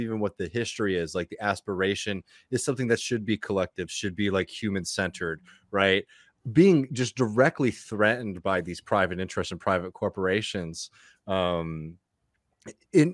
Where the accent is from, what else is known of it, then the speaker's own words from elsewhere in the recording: Texas, United States; as a Texas guy